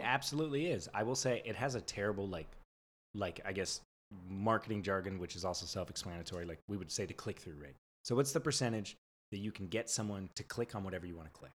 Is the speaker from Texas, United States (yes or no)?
no; San Diego, California, United States; moved away as an adult; also born or lived in San Francisco; now in Los Angeles, United States; I'm like a California boy, born and raised in San Diego, lived in San Francisco for like six years